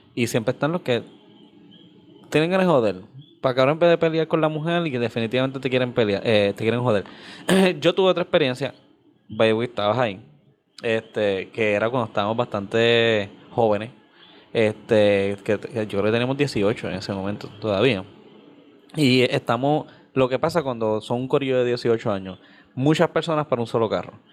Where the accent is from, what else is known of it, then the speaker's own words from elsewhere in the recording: Carolina, Puerto Rico; yo soy de Carolina